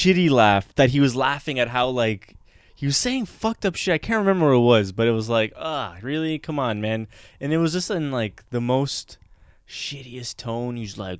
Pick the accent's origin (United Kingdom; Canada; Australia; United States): Canada; Montreal, Quebec; I don't know French. I'm from Montreal. I only speak English.